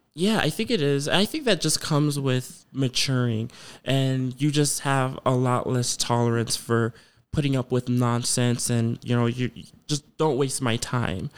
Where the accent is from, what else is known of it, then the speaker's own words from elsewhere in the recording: Ghana; moved away; I'm from Ghana